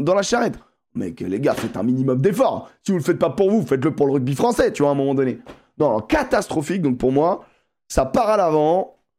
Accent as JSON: {"language": "French", "country": "France", "said": "nous, en tant que Français"}